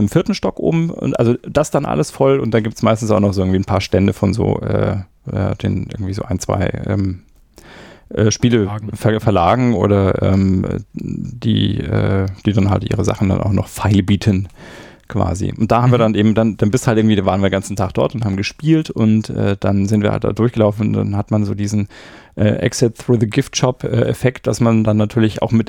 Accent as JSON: {"language": "German", "town": "Erlangen", "region": "Bavaria", "country": "Germany", "said": "ich komme aus Erlangen und ich bin lieber in Nürnberg"}